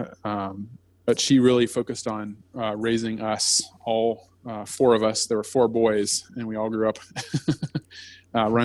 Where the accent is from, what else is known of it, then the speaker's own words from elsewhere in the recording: Blacksburg, Virginia, United States; I grew up in outside of Blacksburg, Virginia